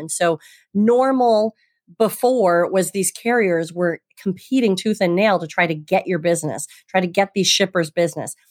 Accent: Traverse City, Michigan, United States; moved away as an adult; also born or lived in Holland, Michigan; now in Boston, United States; I'm from Michigan originally and grew up on the lakes

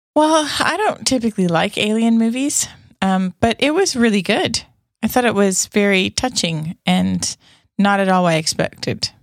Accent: Canada; it's also a Canadian thing. I mean, I sold Girl Guide cookies when I was a kid

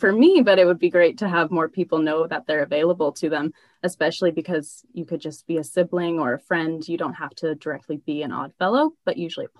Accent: Grand Junction, Colorado, United States; born or raised there

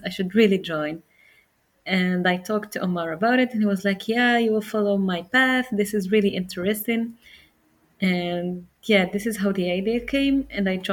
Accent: Morocco; I'm from Morocco

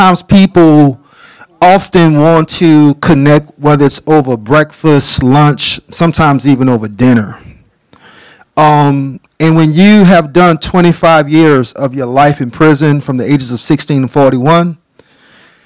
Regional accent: New Orleans, Louisiana, United States; I am born and raised from a little town called New Orleans

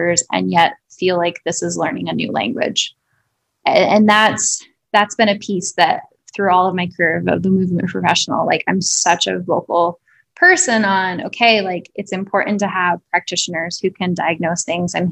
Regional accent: South Dakota, United States; moved away; also born or lived in Denver; I grew up in South Dakota

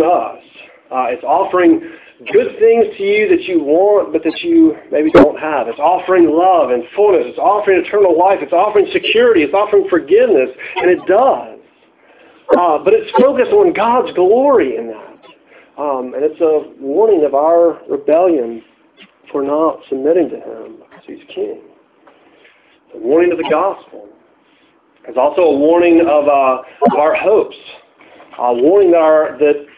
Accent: United States

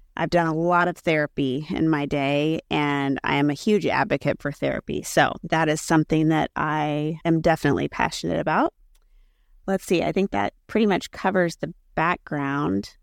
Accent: Kansas City, United States; I am born and raised in Kansas City, grew up in the suburbs of Kansas City

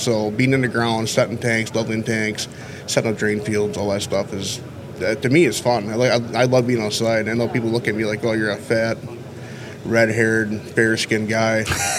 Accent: Westview, Wisconsin, United States; I'm from a town of 2,000 people called Westview, Wisconsin.

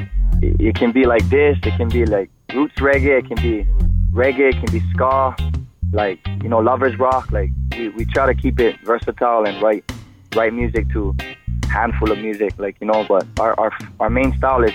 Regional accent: Oahu, Hawaii, United States; moved away; also born or lived in Big Island, Hawaii; I was born on Oahu and raised here

